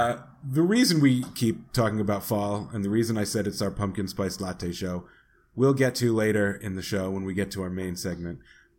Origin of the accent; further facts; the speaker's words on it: New England, United States; now in Los Angeles, United States; I'm from New England.